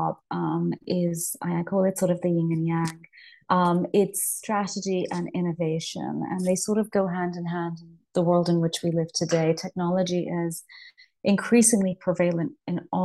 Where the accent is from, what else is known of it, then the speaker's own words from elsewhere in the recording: Leicester, East Midlands, United Kingdom; moved away as an adult; also born or lived in United States / India; I'm originally from Leicester. That's my hometown in Midlands here in UK.